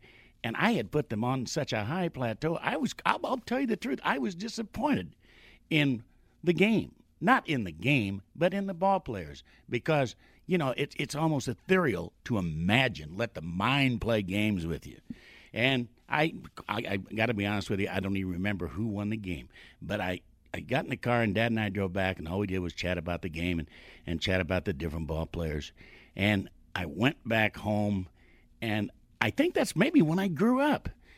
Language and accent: English; Princeton, Indiana, United States; My hometown is a little town of about 7,000 people in southern Indiana, Princeton, Indiana.